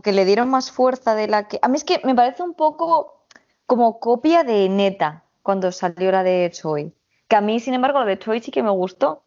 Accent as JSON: {"language": "Spanish", "country": "Spain", "said": "yo vengo de España"}